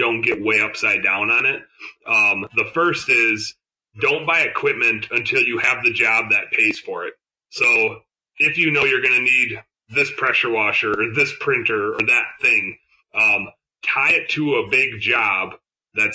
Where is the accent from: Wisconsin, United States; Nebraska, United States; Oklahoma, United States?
Wisconsin, United States; I'm from Wisconsin